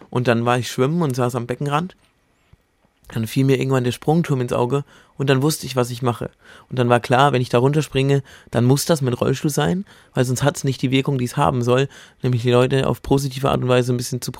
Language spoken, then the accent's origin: German; Bamberg, Bavaria, Germany; Und dann habe ich mich in meiner Heimatstadt in Bamberg drum gekümmert, bin da an die Uni gegangen.